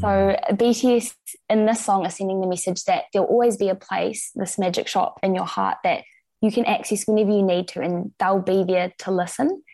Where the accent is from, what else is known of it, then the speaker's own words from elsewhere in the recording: Christchurch, Canterbury, New Zealand; also born or lived in Dunedin, New Zealand; now in Wellington, New Zealand; I grew up in Christchurch